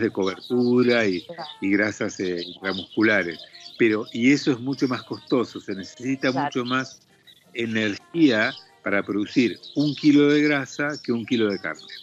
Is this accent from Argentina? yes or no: yes; Argentina; la carne que producimos acá en Argentina, a la cual yo estoy acostumbrado